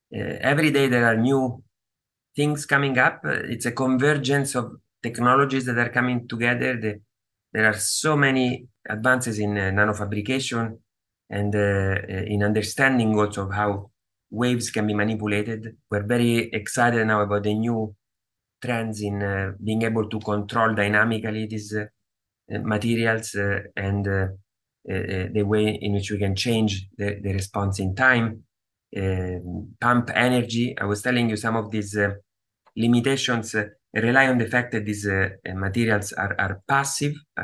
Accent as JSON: {"language": "English", "town": "Rome", "region": "Lazio", "country": "Italy", "tie": "born or raised there", "also_born_or_lived": "Austin, Texas", "moved": "as an adult", "lives_now": "New York, United States", "said": "I grew up in Italy"}